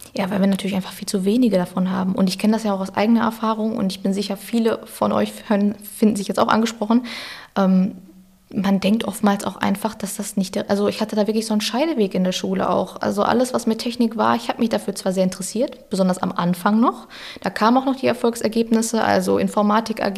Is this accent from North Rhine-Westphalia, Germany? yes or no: yes; Ruhr area, North Rhine-Westphalia, Germany; ich ein Kind des Ruhrgebiets bin